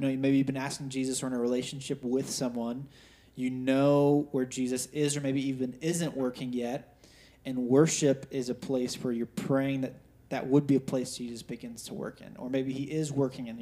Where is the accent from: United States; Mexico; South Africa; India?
United States; we grew up in America